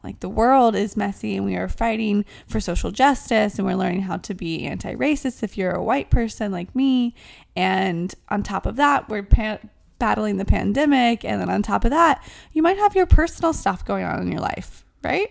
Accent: the South, United States; now in New York City, United States; I'm from the South.

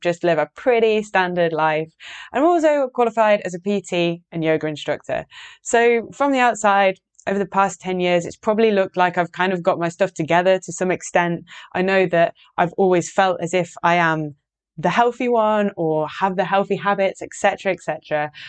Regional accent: Yorkshire and the Humber, United Kingdom; I live in Yorkshire. I'm from Yorkshire, in the north of England.

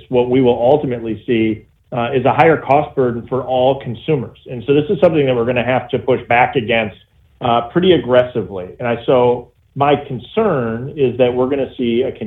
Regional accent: Janesville, Wisconsin, United States; I'm from Janesville, Wisconsin

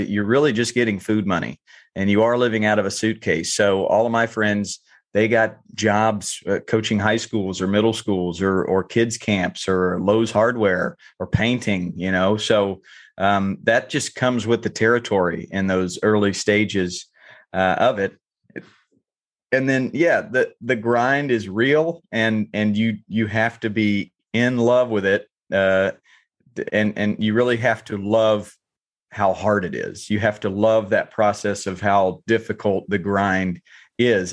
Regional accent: North Carolina, United States; I grew up in North Carolina

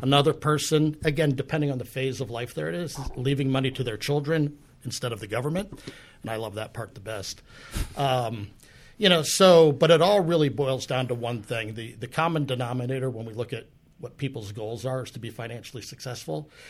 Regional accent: New Jersey, United States; moved away as an adult; now in Pittsburgh, United States; I'm actually from New Jersey

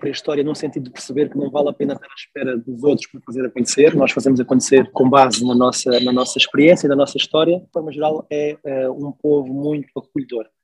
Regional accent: Maputo, Maputo City, Mozambique; e eu cresci, tive a minha adolescência em Moçambique, eh, na cidade de Maputo, na altura, eu fui para Maputo em 94 ou 95.

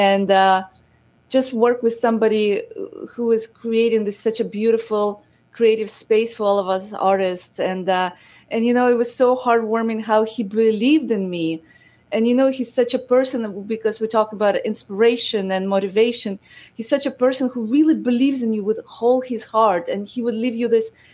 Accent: Odesa, Odesa Oblast, Ukraine; now in United States; I am originally from Ukraine, from Odessa, and I grew up in a very humble family

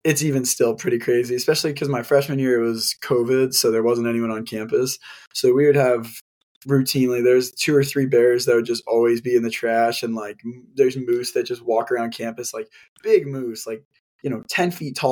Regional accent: Denver, Colorado, United States; moved away as an adult; now in Anchorage, United States; I'm not from here, I'm from Denver, and so when I like moved up here

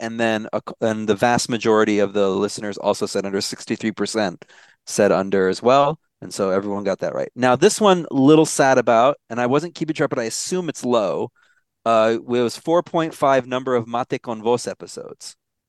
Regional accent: Maricopa County, Arizona, United States; moved away; I'm from Maricopa County.

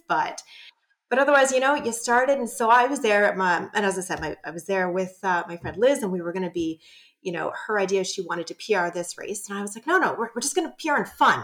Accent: Ottawa, Ontario, Canada; I'm from Ottawa

